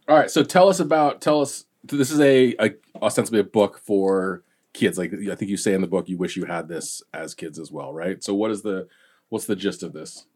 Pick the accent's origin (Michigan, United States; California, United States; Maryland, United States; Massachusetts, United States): California, United States; Southern; me growing up in, in Southern California